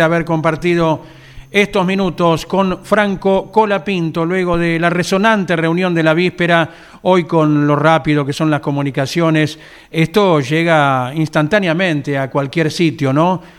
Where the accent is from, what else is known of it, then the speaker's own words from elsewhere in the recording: Argentina; somos particulares los argentinos